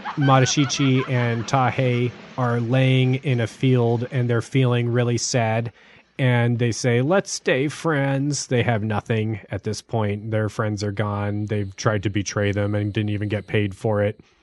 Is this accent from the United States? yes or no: yes; United States; as an American